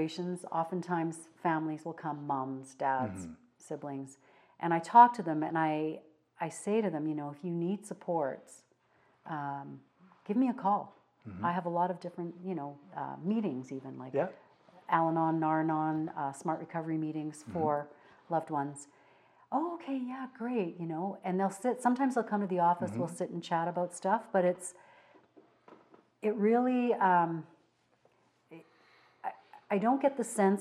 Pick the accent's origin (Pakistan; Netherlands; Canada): Canada; Fort McMurray, Alberta; moved away; I grew up in McMurray, went to university, went back, worked at Syncrude